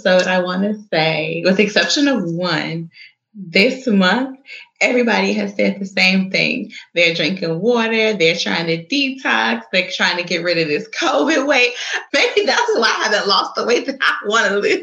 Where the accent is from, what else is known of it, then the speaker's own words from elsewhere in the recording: Chicago, Illinois, United States; my hometown, the city of Chi